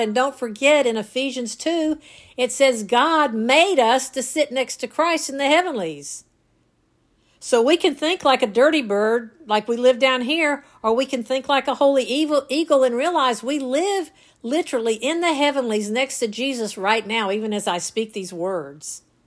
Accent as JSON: {"language": "English", "region": "North Georgia", "country": "United States", "tie": "born or raised there", "said": "as a kid growing up in North Georgia"}